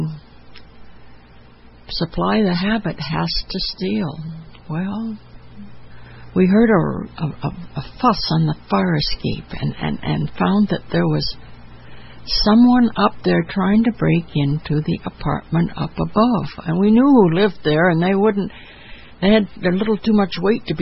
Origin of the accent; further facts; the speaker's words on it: Chatham, Ontario, Canada; also born or lived in United States; now in Toronto, Canada; my hometown of Chatham